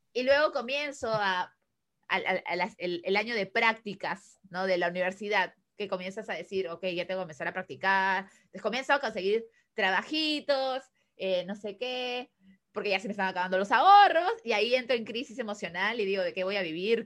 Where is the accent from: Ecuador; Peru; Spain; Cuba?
Peru; also born or lived in Chile; me regresaron como a peruana, regresa a Perú.